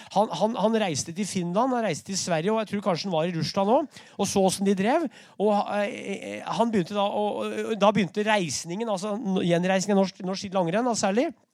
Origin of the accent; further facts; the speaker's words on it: Brumunddal, Innlandet, Norway; i Brumunddal i 1922, der jeg vokste opp